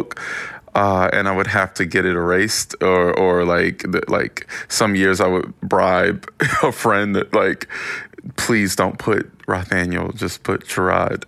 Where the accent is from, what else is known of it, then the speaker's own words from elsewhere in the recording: Winston-Salem, North Carolina, United States; It's a small town. I'm from Winston-Salem, North Carolina.